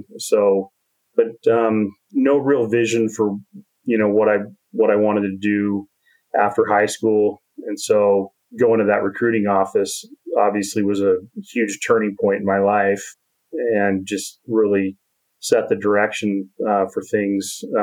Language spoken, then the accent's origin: English; Portland, Oregon, United States; moved away as an adult; also born or lived in Ashland, Oregon / Clackamas, Oregon; now in Utah, United States; I was born in Ashland, Oregon, and moved up to Portland, and that's where I grew up, and graduated from high school in Clackamas, Oregon